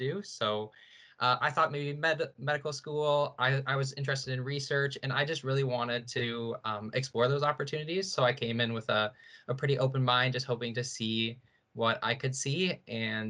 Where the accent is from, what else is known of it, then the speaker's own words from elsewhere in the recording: St. Catharines, Ontario, Canada; I'm from Niagara, so I've kind of always been around Brock growing up